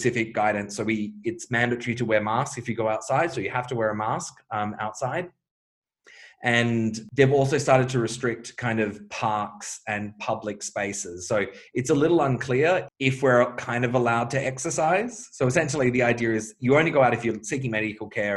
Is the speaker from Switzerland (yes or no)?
no; Australia; now in Bulgaria; to be in Australia as an English-speaking Australian